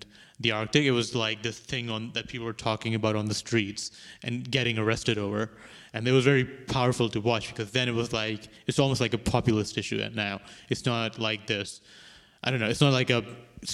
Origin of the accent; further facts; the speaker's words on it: Karachi, Sindh, Pakistan; moved away as an adult; now in Vancouver, Canada; From Pakistan. I was born in Karachi, which is the main sort of port city of the country. It's like around 20 million people who live there.